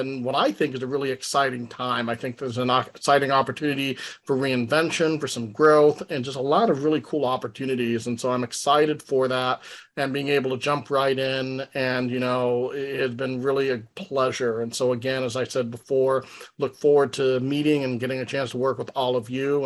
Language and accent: English; Tucson, Arizona, United States; moved away as an adult; also born or lived in Salt Lake City, Utah / Contra Costa County, California; now in Alameda, United States; I'm originally from Tucson, Arizona